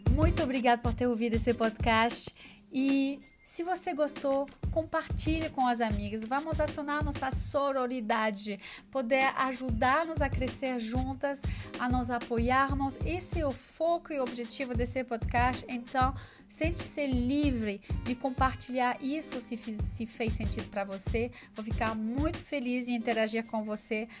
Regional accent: France; Portuguese is a second language; moved away; sou francesa

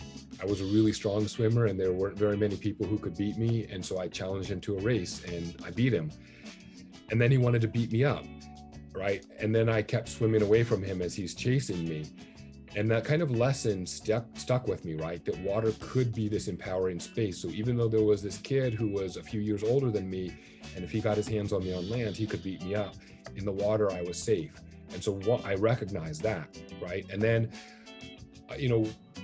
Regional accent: Orange County and South LA County, Southern California, United States; I grew up in Orange County and then also primarily in South LA County

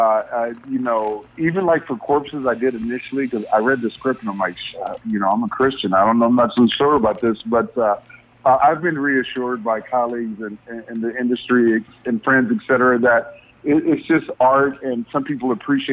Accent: Indiana, United States; I was raised in Indiana.

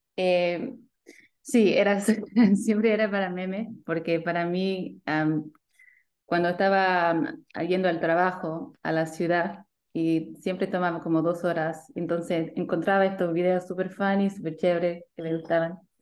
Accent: Sydney, New South Wales, Australia; accent: Australian; mis papás son chilenos, llegaron aquí en 85 con mis hermanos y yo nací aquí en Sydney con mi hermana

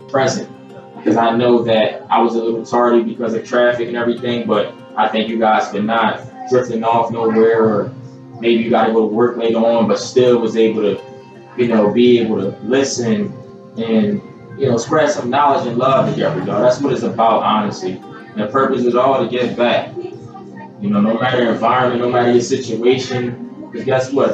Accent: Philadelphia, Pennsylvania, United States; I'm from Philadelphia, PA originally

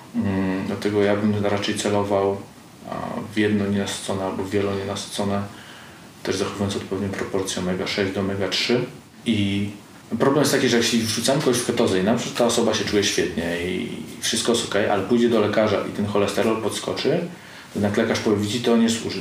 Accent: Pomeranian Voivodeship, Poland; ja jestem z Pomorza

